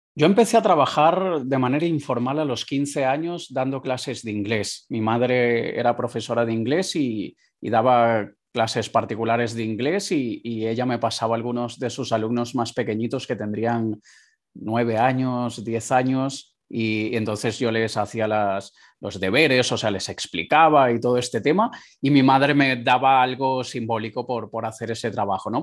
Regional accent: Caracas, Capital District, Venezuela; moved away; yo nací en Caracas, Venezuela, en la segunda ciudad más peligrosa del mundo

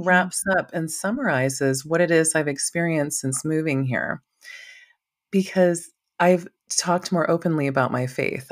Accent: Maui, Hawaii, United States; moved away as an adult; now in Idaho, United States; being from Maui

